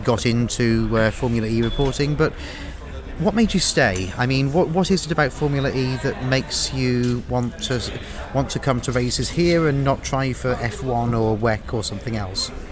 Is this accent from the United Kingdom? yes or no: yes; United Kingdom; moved away; Speaking as a British emigre